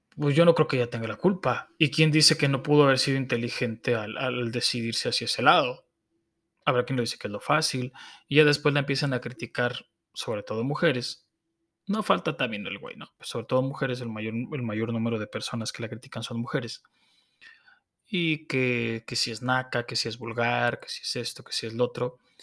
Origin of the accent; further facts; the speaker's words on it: Mexico; como mexicanos